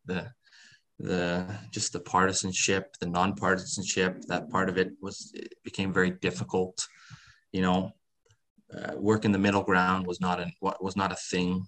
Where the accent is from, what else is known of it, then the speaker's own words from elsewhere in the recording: Netherlands; I was born in Holland